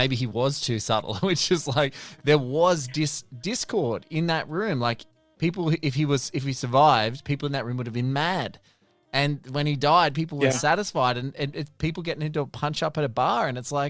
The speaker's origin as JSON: {"language": "English", "country": "Australia", "said": "Like, as an Australian, I was like, were people, I couldn't believe it."}